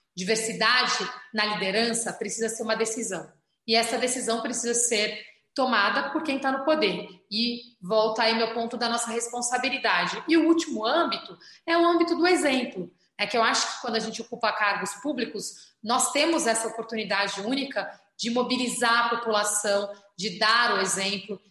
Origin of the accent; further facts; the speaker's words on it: São Paulo, Brazil; also born or lived in Alto de Pinheiros, São Paulo; eu nasci na Vila das Belezas, no Campo Limpo. Hoje eu moro em Alto de Pinheiros